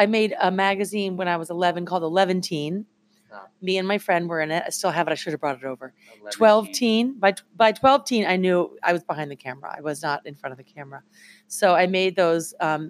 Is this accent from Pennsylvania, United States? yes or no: no; Flint, Michigan, United States; moved away as an adult; now in New York, United States; I'm born and raised in Flint, Michigan. I moved to New York in the 90s when I was 18.